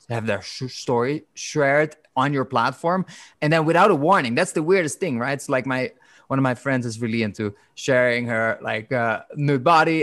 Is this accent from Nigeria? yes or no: no; Netherlands; I'm from the Netherlands